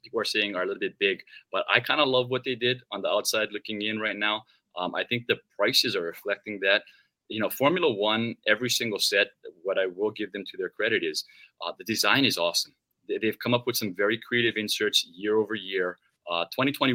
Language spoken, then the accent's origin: English; Hawaii, United States; as an American, you know, Hawaii is considered part of America. We grew up with Fox every weekend